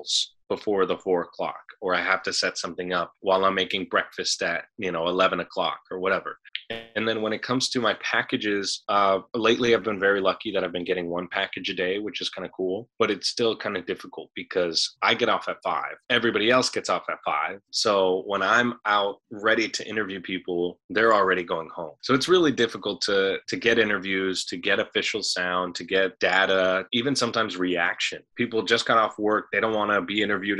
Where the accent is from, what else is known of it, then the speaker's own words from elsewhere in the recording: San Fernando, California, United States; moved away; coming from the San Fernando Valley, because I come from San Fernando, which is this 2x2 mile little city.